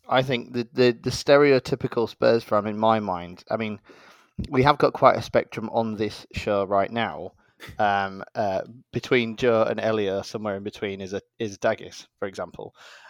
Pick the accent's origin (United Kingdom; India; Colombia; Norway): United Kingdom; Leeds, Yorkshire and the Humber; moved away as an adult; now in London, United Kingdom; So I'm from Leeds